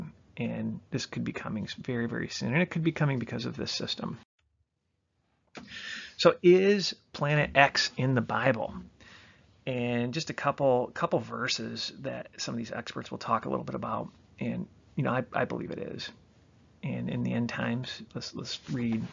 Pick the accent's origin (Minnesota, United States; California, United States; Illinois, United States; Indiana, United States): Illinois, United States; Chicago; also born or lived in Michigan; I'm from the Chicagoland area